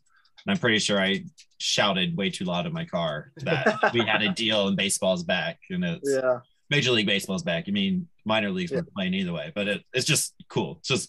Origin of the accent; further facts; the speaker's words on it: Omaha, Nebraska, United States; I grew up in Omaha or Nebraska, so CWS was always our ticket.